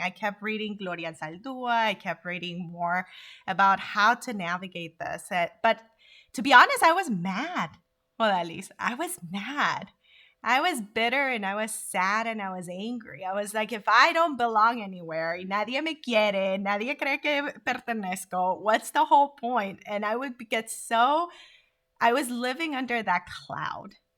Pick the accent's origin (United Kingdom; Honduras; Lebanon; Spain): Honduras; also born or lived in Korea; now in United States; vibrant way of living that I was taught by growing up in Honduras